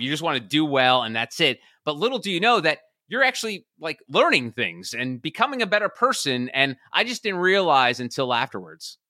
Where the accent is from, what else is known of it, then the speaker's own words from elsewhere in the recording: New Jersey, United States; now in Charleston, United States; I'm originally from the New York City area, born and raised in New Jersey, currently in Charleston, South Carolina